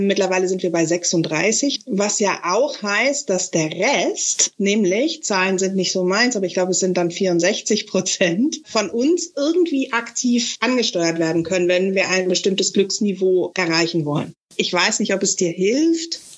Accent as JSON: {"language": "German", "country": "Netherlands", "moved": "yes", "lives_now": "Germany", "said": "Ich bin Niederländerin, wohne seit 58 Jahren in Deutschland. Und äh, wenn ich wieder in der Heimat bin, dann bin ich erstmal also wieder ganz mich"}